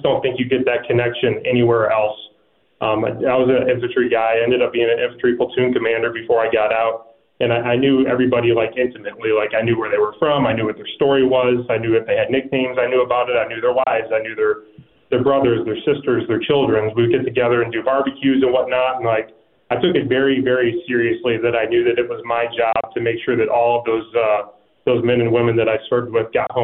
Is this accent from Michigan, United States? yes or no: yes; Michigan, United States; I grew up in Michigan